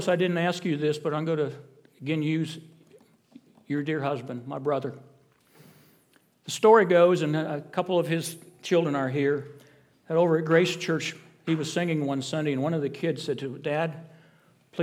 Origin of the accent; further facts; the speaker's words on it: South Bend, Indiana, United States; moved away; The church I was raised in back in South Bend, Indiana, was known as Gospel Center Missionary Church